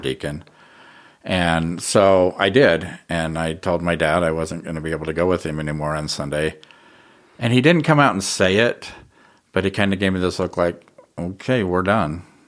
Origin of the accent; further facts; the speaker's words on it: Ogden, Utah, United States; I grew up in Ogden